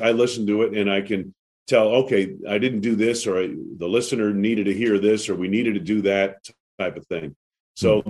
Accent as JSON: {"language": "English", "region": "New England", "country": "United States", "tie": "born or raised there", "said": "I grew up on skis in New England"}